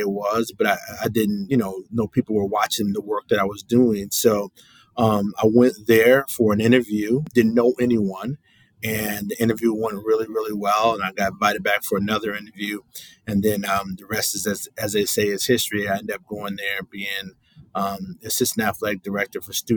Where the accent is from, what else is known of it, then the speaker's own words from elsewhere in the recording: Baldwin, Michigan, United States; also born or lived in Ferris State; now in Louisiana, United States; I'm from a town in Michigan called Baldwin, Michigan